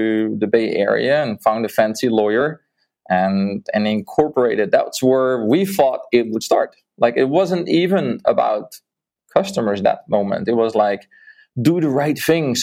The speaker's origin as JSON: {"language": "English", "country": "Netherlands", "also_born_or_lived": "Mexico", "moved": "as an adult", "said": "I'm from the Netherlands"}